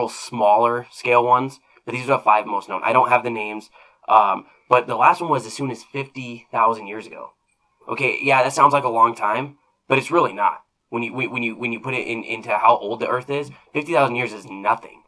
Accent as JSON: {"language": "English", "region": "Arizona", "country": "United States", "tie": "born or raised there", "moved": "yes", "lives_now": "Nebraska, United States", "said": "where I grew up in Arizona, we don't get rain"}